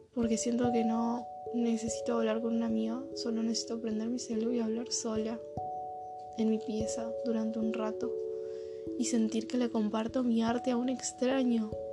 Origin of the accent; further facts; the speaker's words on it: Argentina; Son las 5 acá en mi país de origen. Si conoces un poco de lo que es el dialecto latinoamericano, sabrás que estoy viviendo Argentina